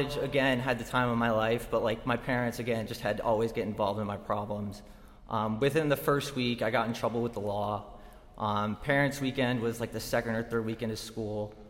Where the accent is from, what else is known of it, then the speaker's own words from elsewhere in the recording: Buffalo, New York, United States; I grew up in Buffalo, New York